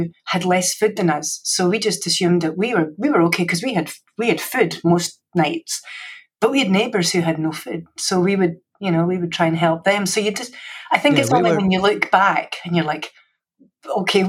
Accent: Scotland, United Kingdom; accent: Scottish; moved away; I'm Scottish, so you had the English-based education, I had the Scottish-based education

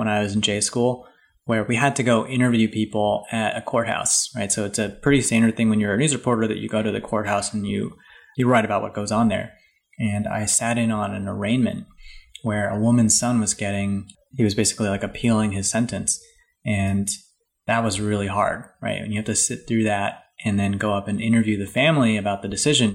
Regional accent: Hawaii, United States; moved away; also born or lived in Boston; I wrote for a paper back home. I'm from Hawaii

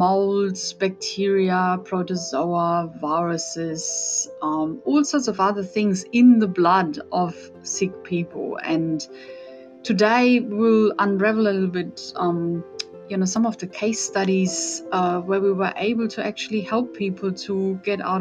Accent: Germany; English is a second language; moved away as an adult; also born or lived in Austria; now in Australia; as you can hear from my accent, I'm from Europe. So I grew up in Germany. I'm Austrian though.

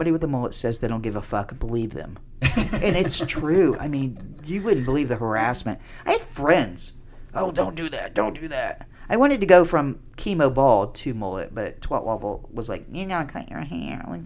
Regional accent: Beech Grove, Indiana, United States; born and raised in Beech Grove, Indiana

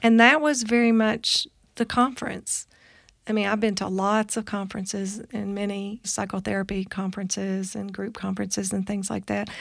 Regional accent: Kentucky, United States; moved away; also born or lived in Boulder, Colorado; I'm originally from Kentucky, a very small town in Kentucky

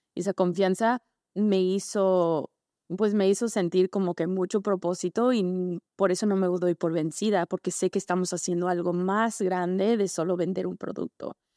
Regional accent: Los Angeles, California, United States; also born or lived in Tampico, Mexico / Pasadena, California; Yo nací en Los Ángeles, pero mi mamá es mexicana de San Luis Potosí y mi abuelita vivía en Tampico.

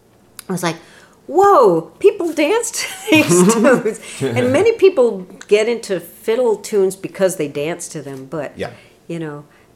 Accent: New York City, New York, United States; I grew up in New York City.

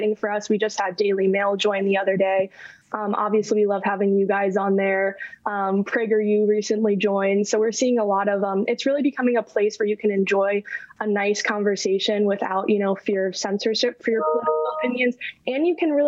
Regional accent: Chicago, Illinois, United States; now in New York, United States; I'm originally from Chicago and living in New York now.

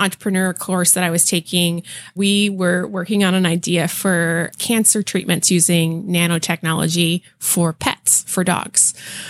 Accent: California, United States; so I was born and raised here in the Bay Area and went to school in Santa Cruz

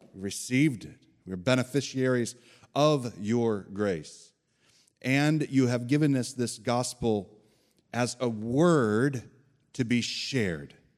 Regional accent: Evansville, Indiana, United States; moved away as an adult; also born or lived in Bloomington, Indiana / Upland, Indiana / Chicago, Illinois / Sheboygan County, Wisconsin; now in Brevard County, Florida, United States; At three years old, I moved two and a half hours south of Bloomington, Indiana, to Evansville, Indiana, on the Ohio River there.

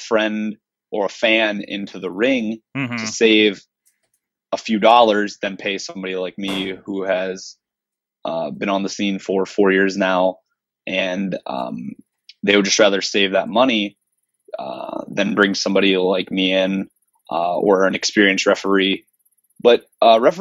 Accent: Barberton, Ohio, United States; I went to Mid-Ohio Wrestling in my hometown of Barberton, Ohio

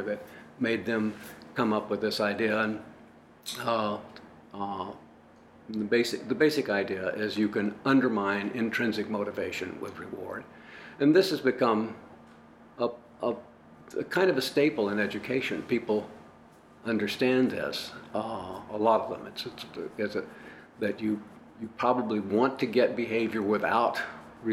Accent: El Paso, Texas, United States; I grew up in El Paso, Texas

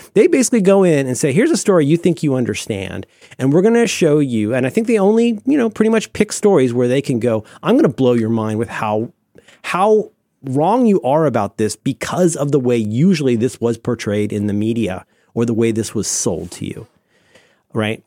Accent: Cincinnati, Ohio, United States; I grew up in Cincinnati, Ohio

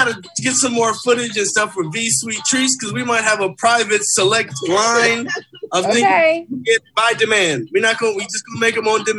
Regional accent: Compton, California, United States; I know who the hell I am. I grew up in Compton, you know?

